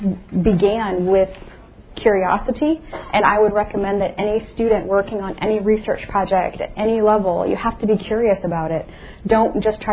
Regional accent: Indiana, United States; I'm from Indiana

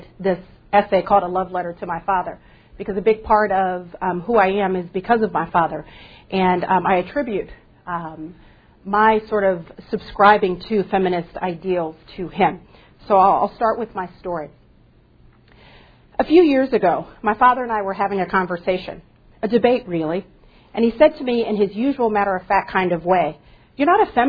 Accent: Southern California, United States; first language English; the Latinos I grew up around in Southern California

